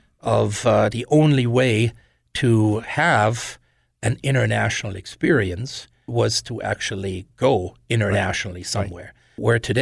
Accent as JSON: {"language": "English", "town": "Wiesbaden", "region": "Hesse", "country": "Germany", "tie": "born or raised there", "said": "when I was growing up in Germany, and the fact that when I was 8, the city that I lived in, Nauroth, which is part of the larger city of Wiesbaden, in 1975 twinned with a French city."}